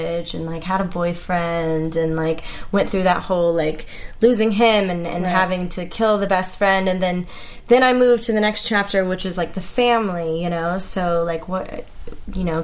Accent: Texas, United States; now in Los Angeles, United States; I'm from Texas.

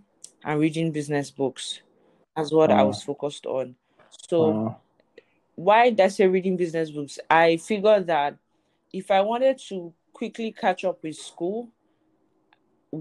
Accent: Lagos, Nigeria; I was born and raised in Lagos, Nigeria.

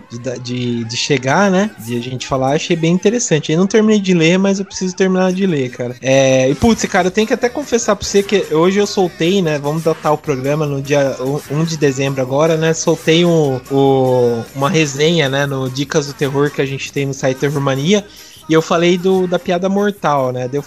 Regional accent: Mogi Guaçu, São Paulo, Brazil; Sou de Mogi Guaçu.

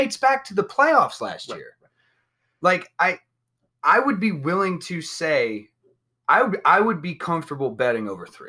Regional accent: Bay Area, California, United States; While I am a 49ers fan through and throughout, was born and raised in the Bay Area.

